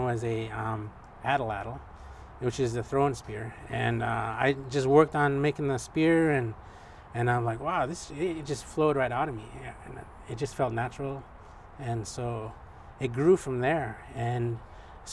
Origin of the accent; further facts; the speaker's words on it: Bristol Bay, Alaska, United States; now in Anchorage, United States; I grew up commercial fishing in Bristol Bay, and also I would do warehouse work in Anchorage here